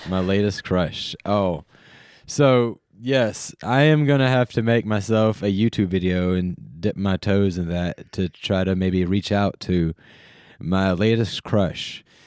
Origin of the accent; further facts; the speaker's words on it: North Carolina, United States; where I grew up in North Carolina